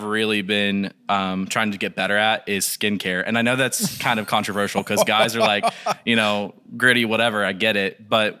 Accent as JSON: {"language": "English", "town": "Taylorsville", "region": "North Carolina", "country": "United States", "tie": "born there", "said": "So, I was born in Taylorsville, North Carolina."}